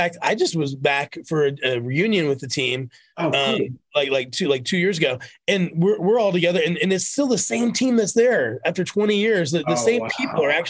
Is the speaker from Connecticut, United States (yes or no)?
no; Kentucky, United States; moved away as an adult; also born or lived in Washington, D.C. / Los Angeles; I'm a kid from Kentucky